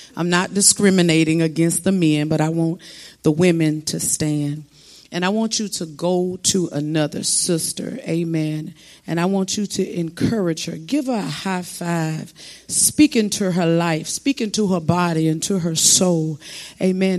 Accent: South Florida, United States; I'm from South Florida

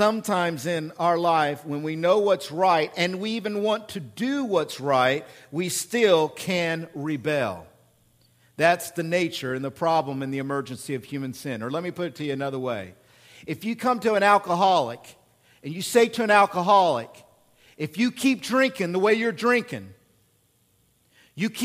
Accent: Oklahoma, United States; accent: hick; moved away; I'm from Oklahoma and I'm a hick

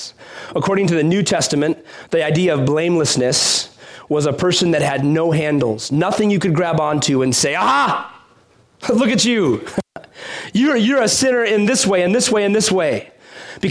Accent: Chicago, Illinois, United States; growing up in Chicago

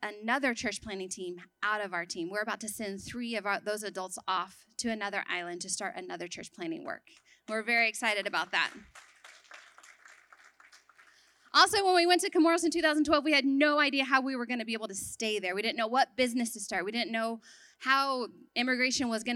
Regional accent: Texas, United States; moved away as an adult; also born or lived in Sudan; I grew up in Texas, a little bit away from here

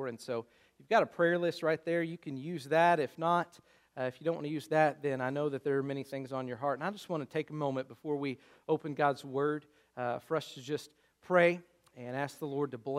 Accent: Luther, United States; it's literally probably 100 yards from his front door to mine, just across the street, right there in Luther

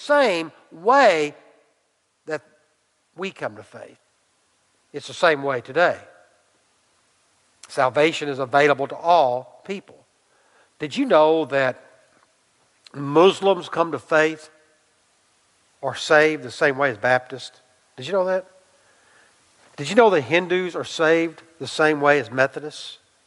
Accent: Irving, Texas, United States; I went to Irving High School

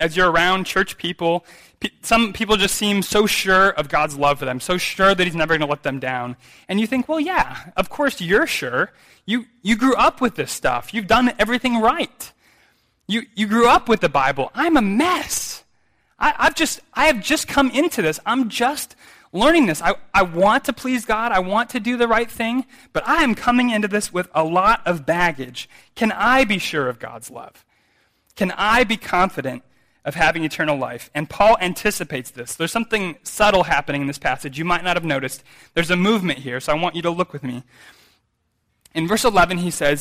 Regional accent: American Midwest, United States; I'm from the American Midwest, which is farm country. I grew up in a city

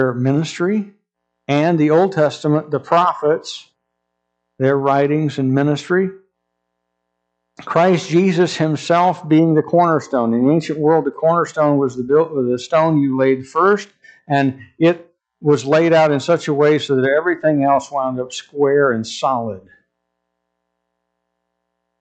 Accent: United States; as an American citizen

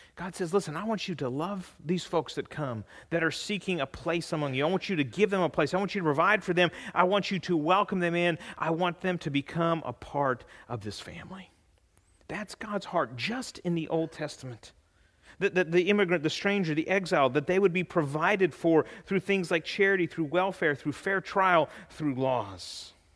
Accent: California, United States; now in Bowling Green, United States; I'm from California

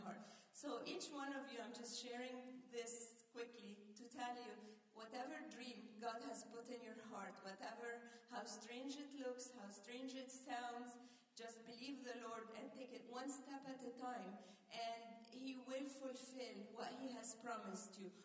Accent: Egypt; moved away; when we were growing up in Egypt

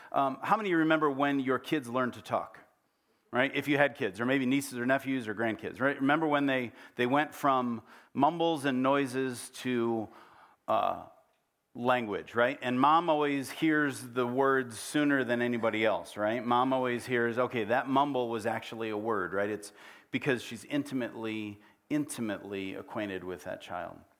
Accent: United States; also born or lived in Africa; we grew up here

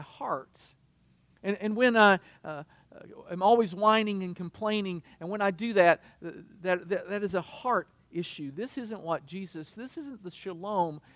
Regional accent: United States; as an American

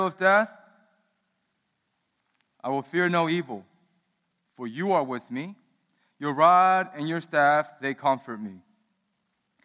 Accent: Baltimore, Maryland, United States; when I was growing up in the United States, my parents immigrated here in 1980

